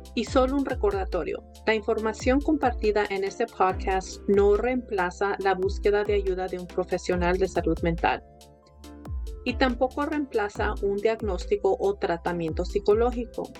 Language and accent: Spanish; Mexico; somos mexicanos